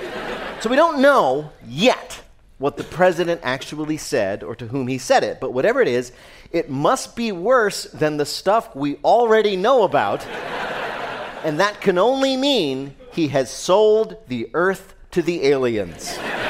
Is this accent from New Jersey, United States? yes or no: yes; New Jersey, United States; I'm from Jersey.